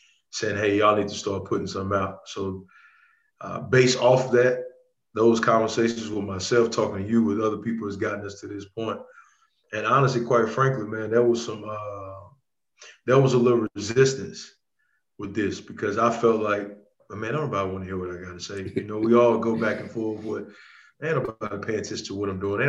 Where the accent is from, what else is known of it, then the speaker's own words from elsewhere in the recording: Rayville, Louisiana, United States; from Rayville, Louisiana, a little small town about 20 minutes from Monroe, Louisiana